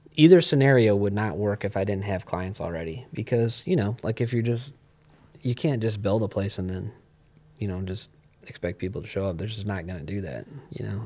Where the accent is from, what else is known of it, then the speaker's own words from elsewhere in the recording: Ohio, United States; I grew up here and I like, you know, I feel like it's my home